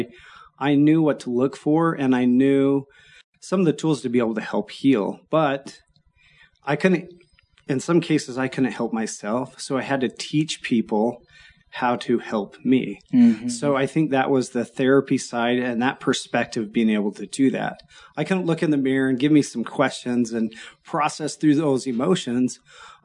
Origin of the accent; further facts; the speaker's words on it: Orem, Utah, United States; I grew up in Orem